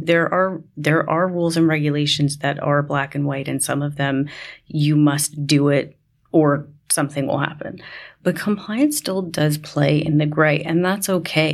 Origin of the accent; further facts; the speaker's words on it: New York, United States; I grew up in New York